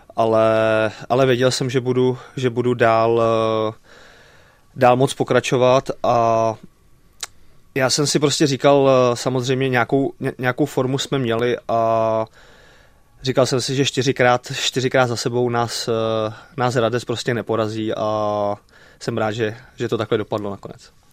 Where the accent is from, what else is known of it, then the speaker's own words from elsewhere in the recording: Plzeň, Plzeň Region, Czechia; nebo jsme byli u nás v Plzni na sídlišti